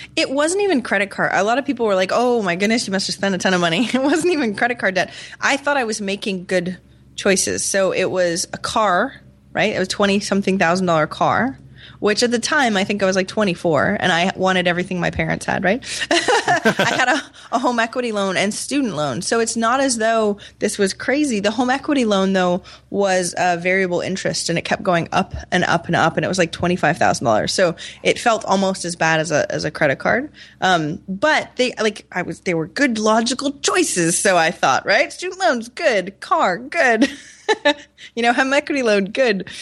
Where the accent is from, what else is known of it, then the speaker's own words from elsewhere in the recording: Maine, United States; moved away; also born or lived in Rochester, New York; I'm from Maine, so a super small town